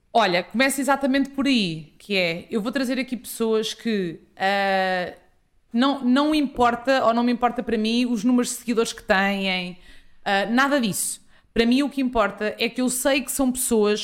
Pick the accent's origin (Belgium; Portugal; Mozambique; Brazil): Portugal; Ribatejo; sou ribatejana, uh, sou filha de pais agricultores